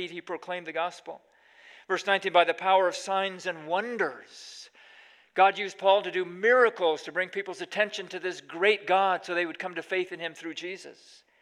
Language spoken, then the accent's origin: English; Pakistan; now in United States; Well, when we were growing up in Pakistan, one of the great hardships of being a missionary kid in those days was there was no McDonald's in the entire country. So every five years, we'd come back to the States for a year of furlough